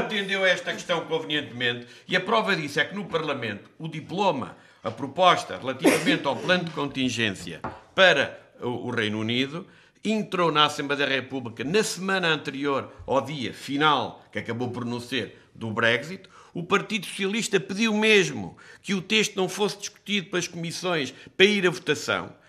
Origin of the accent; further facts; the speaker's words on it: Castelo Branco, Portugal; eu sou de Castelo Branco